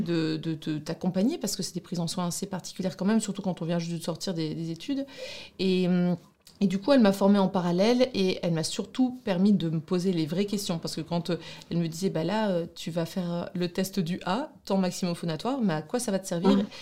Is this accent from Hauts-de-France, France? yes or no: yes; Douai, Hauts-de-France, France; accent: ch'ti; also born or lived in Brussels, Belgium; now in Lille, France; je suis de, Douai, donc du nord de la France, une vraie ch'ti